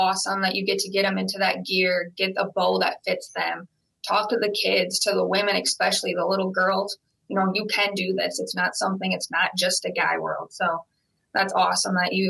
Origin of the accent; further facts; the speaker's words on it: Iowa, United States; growing up in Iowa, working in the Cedar Falls Shields, small town Iowa, everybody hunts.